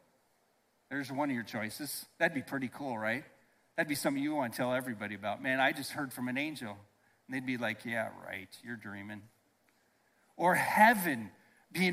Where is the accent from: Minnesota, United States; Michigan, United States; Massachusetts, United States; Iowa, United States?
Iowa, United States; I grew up in Iowa on a farm